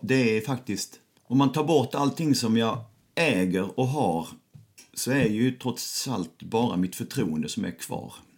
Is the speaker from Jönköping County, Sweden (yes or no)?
no; Lund, Skåne, Sweden; jag kommer från Lund